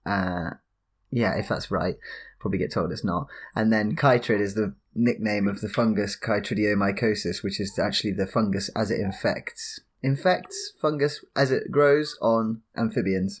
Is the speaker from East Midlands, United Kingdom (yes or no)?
no; High Wycombe, South East England, United Kingdom; moved away; I live, uh, I'm from High Wycombe near London